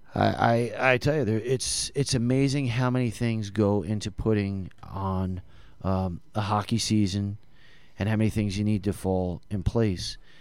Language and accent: English; New Jersey, United States; I'm from Jersey